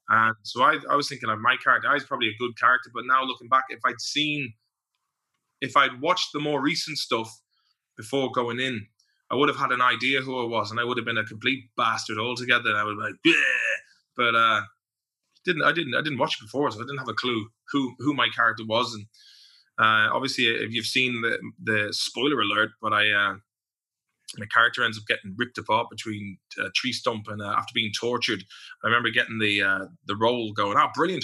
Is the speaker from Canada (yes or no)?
no; Ireland; when I was a teenager growing up around Springfield